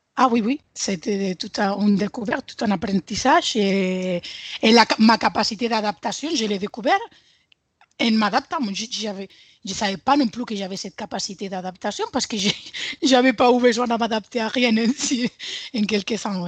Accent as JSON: {"language": "French", "town": "Sabadell", "region": "Catalonia", "country": "Spain", "tie": "born or raised there", "also_born_or_lived": "Bordeaux", "second_language": "French", "moved": "as an adult", "lives_now": "Castres, France", "said": "je suis une Espagnole originaire de Sabadell, une ville de, Barcelone. Et depuis 11 ans, j'habite en France."}